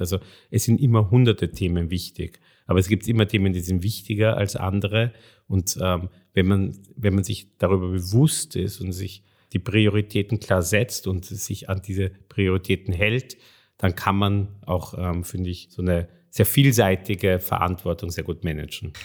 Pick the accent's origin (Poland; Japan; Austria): Austria; Vienna; moved away as an adult; also born or lived in Hungary; ich bin in Wien aufgewachsen, war in, in Wien in der französischen Schule, im Lycée